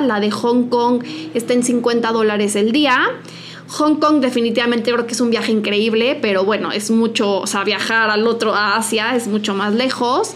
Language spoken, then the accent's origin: Spanish; Mexico; nosotras que somos mexicanas